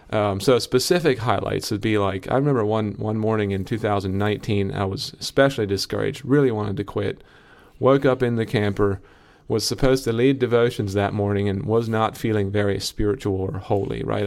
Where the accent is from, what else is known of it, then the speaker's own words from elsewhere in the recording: Lancaster County, Pennsylvania, United States; I'm from Lancaster County.